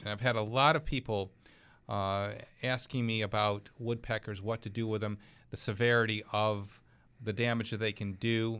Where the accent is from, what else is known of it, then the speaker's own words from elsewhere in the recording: Clarence, New York, United States; my hometown. That's Clarence, New York